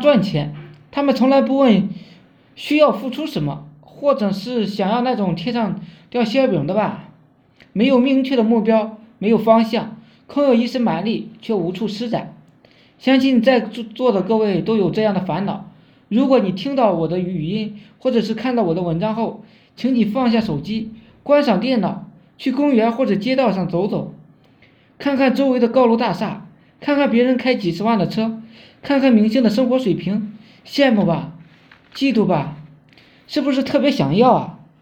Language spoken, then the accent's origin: Chinese; China; 我们中国人